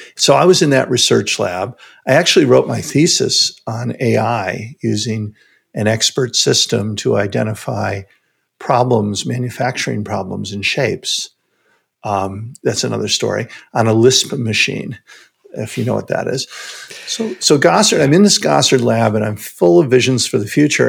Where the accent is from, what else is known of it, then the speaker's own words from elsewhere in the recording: Chicago, Illinois, United States; I grew up in Chicago